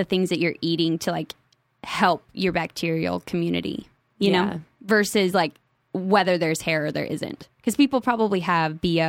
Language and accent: English; New Mexico, United States; Because I was naive and I was from New Mexico